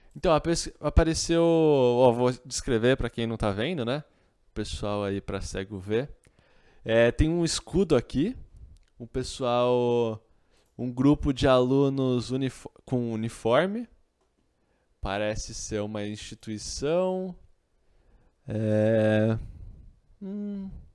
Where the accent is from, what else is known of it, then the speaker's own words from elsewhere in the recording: Campinas, São Paulo, Brazil; Eu sou de Campinas.